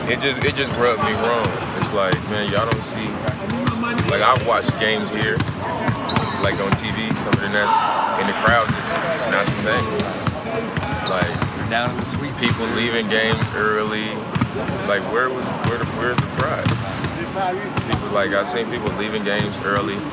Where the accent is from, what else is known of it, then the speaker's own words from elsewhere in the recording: Oakland, California, United States; I'm from Oakland.